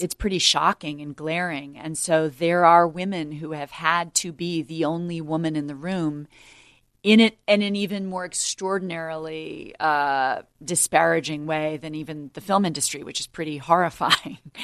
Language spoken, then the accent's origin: English; United States; as an American